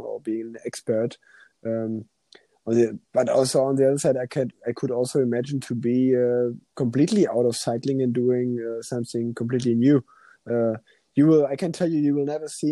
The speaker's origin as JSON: {"language": "English", "country": "Germany", "also_born_or_lived": "Cologne", "first_language": "German", "second_language": "English", "said": "a German language, and because it's my mother language"}